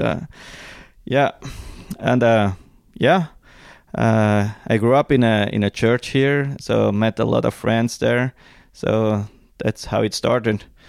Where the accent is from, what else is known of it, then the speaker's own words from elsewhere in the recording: Zurich Highlands, Switzerland; I grew up here in Switzerland. in the Zurich Highlands, we call that.